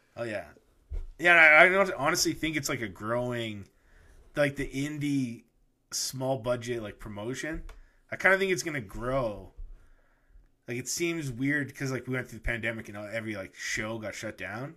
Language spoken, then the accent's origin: English; Canada; we're Canadian